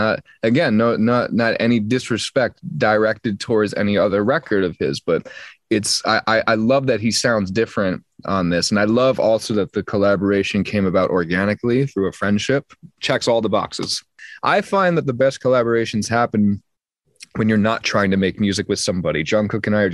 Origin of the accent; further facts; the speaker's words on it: United States; accent: very American; my very American accent